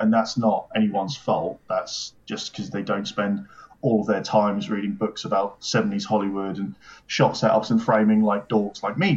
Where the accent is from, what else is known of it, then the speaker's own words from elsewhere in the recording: United Kingdom; As a British person